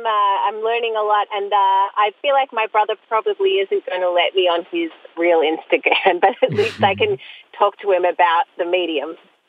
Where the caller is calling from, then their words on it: Sydney, New South Wales, Australia; I'm calling from Australia, from Sydney.